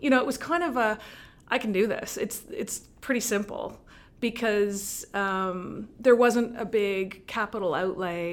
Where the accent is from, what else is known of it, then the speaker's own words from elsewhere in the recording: Montreal, Quebec, Canada; moved away as an adult; also born or lived in Vancouver; now in Cape Breton, Canada; I'm, I'm born in Montreal, and I worked in Montreal